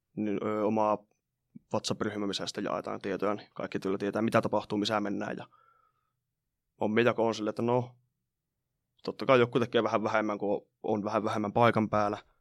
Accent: Rovaniemi, Lapland, Finland; Olen Rovaniemeltä, opiskelen täällä tällä hetkellä, asunut täällä aina

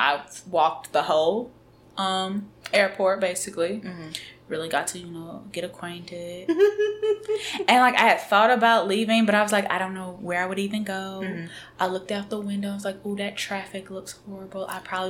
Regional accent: Alabama, United States; And when I would tell people I'm from Alabama, they would say Roll Tide.

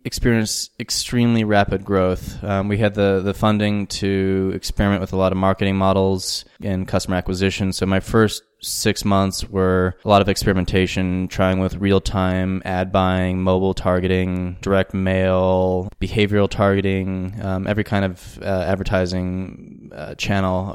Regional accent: Albuquerque, New Mexico, United States; moved away as an adult; also born or lived in New York; now in Johannesburg, South Africa; the Sandia Mountains that border Albuquerque, where I grew up.

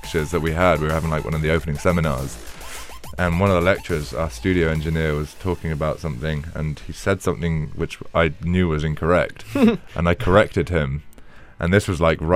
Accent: Penzance, South West England, United Kingdom; born or raised there; moved away; also born or lived in London

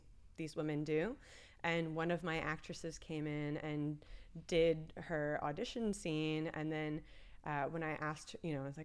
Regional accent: Pennsylvania, United States; moved away as an adult; now in Los Angeles, United States; I'm from Pennsylvania.

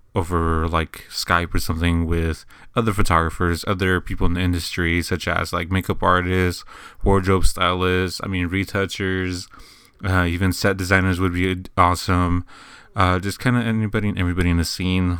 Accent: San Antonio, Texas, United States; I'm originally from San Antonio, Texas, and this is kinda where I do everything

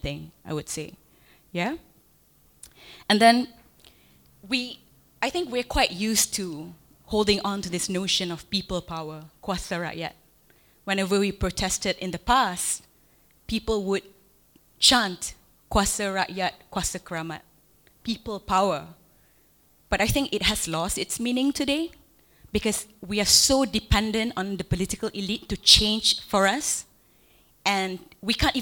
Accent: Malaysia

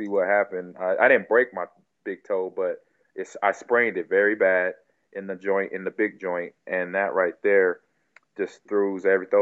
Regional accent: Nebraska, United States; also born or lived in California; I moved back from California to Nebraska.

